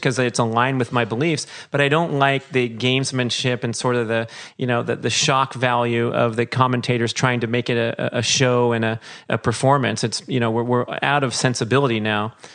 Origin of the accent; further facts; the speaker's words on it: Los Angeles, California, United States; I'm sitting here in beautiful Woodland Hills, California, my hometown